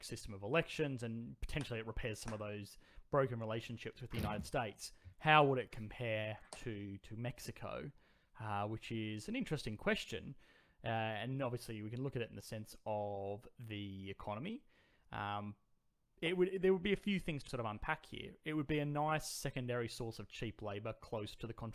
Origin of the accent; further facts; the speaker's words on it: Australia; I was born in Australia